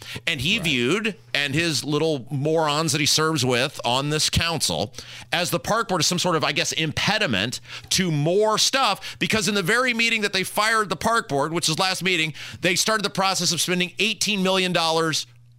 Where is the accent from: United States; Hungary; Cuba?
Cuba; You can't say that about me because, well, I'm from Cuba.